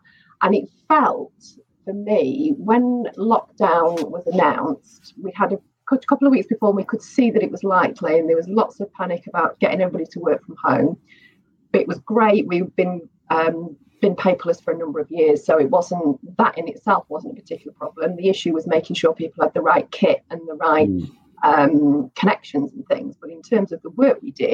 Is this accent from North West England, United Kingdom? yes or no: yes; Manchester, North West England, United Kingdom; I grew up in Manchester